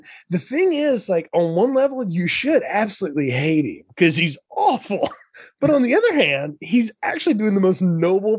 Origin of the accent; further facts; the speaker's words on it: the South, United States; I grew up in the South